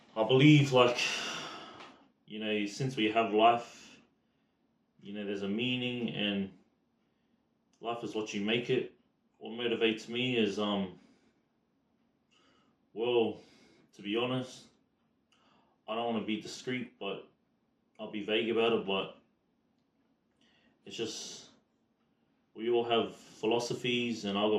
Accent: Brisbane, Queensland, Australia; Australian born, Brisbane district

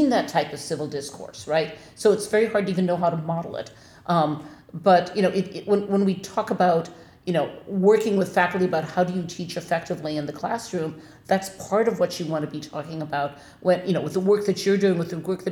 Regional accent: Minnesota, United States; now in Wisconsin, United States; I am from Minnesota

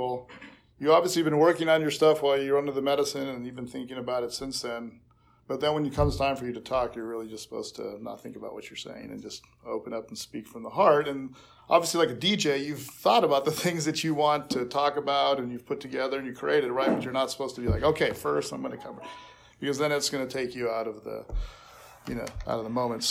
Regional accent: Hawaii, United States; I grew up mainly in Hawaii. We moved out there in the early 70s.

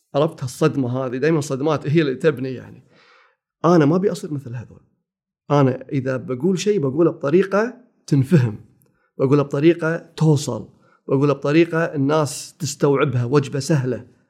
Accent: Kuwait; ثاني ابتدائي أولى ابتدائي بالكويت، روضة أولى

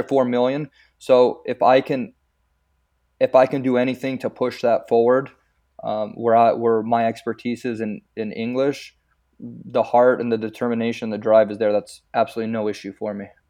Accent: San Pedro, California, United States; first language Croatian; English is a second language; growing up in San Pedro

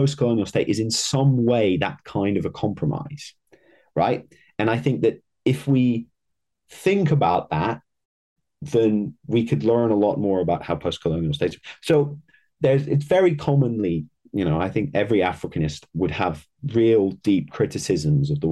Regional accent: Netherlands; I'm from the Netherlands.

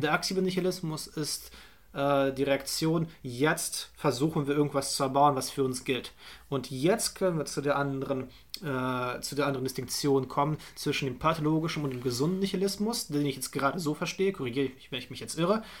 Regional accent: Potsdam, Brandenburg, Germany; meine Heimatstadt

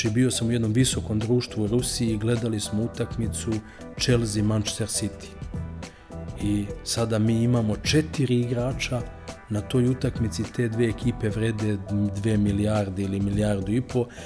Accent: Serbia; ja sam Srbin

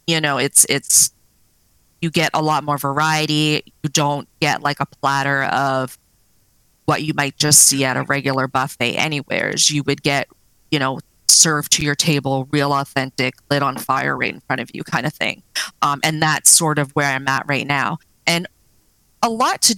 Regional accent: Nova Scotia, Canada; moved away as an adult; now in British Columbia, Canada; I grew up in Nova Scotia on the East Coast, and then I just sort of branched out here about 17 years ago

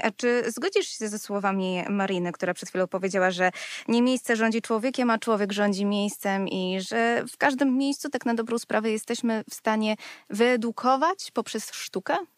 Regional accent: Warsaw, Masovian Voivodeship, Poland; Sama wychowałam się na warszawskiej Pradze

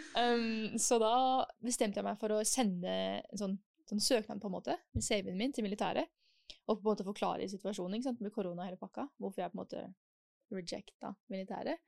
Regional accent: Oslo, Norway; also born or lived in Germany / Switzerland; jeg kommer fra Oslo

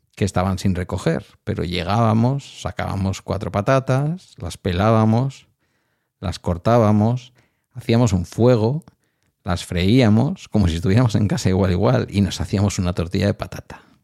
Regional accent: near Bilbao, Basque Country, Spain; De mi pueblo al centro de Bilbao hay unos 9 kilómetros

